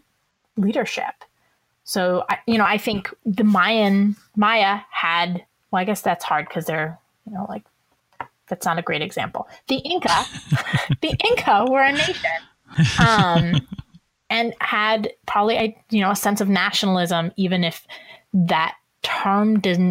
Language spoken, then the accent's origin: English; Iowa, United States; I'm from Iowa and my husband is from Minnesota